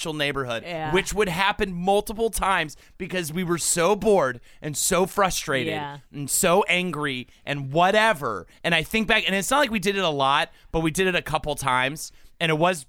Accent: the South, United States; you and I were grew up in the South

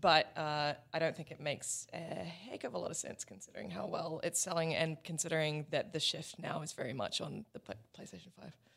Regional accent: New Zealand; moved away; also born or lived in Australia; as a Kiwi

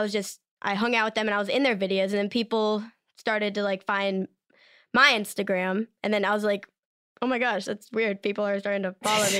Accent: Maryland, United States; accent: Maryland accent; I'm from Maryland

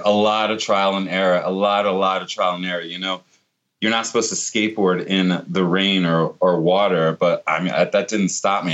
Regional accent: Virginia Beach, Virginia, United States; I grew up in Virginia Beach in, in Norfolk, Virginia area

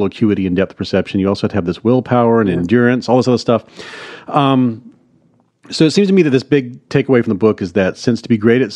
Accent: Hattiesburg, Mississippi, United States; my hometown, Hattiesburg, Mississippi

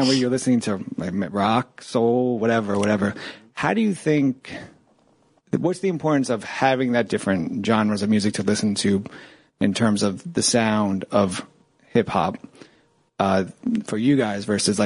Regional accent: New York City, New York, United States; I grew up in Washington Heights. I went to school in East Harlem

